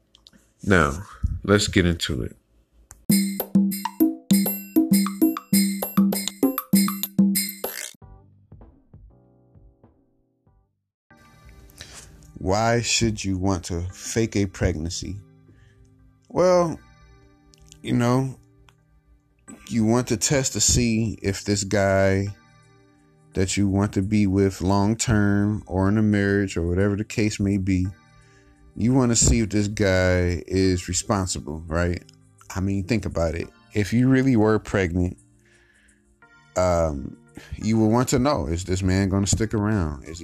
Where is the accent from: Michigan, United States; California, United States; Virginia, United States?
Michigan, United States; Detroit; I grew up in Detroit, Michigan